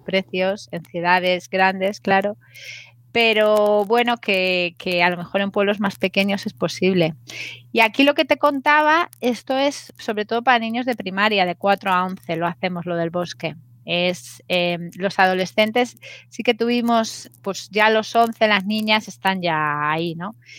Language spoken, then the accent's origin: Spanish; Madrid, Community of Madrid, Spain; soy madrileña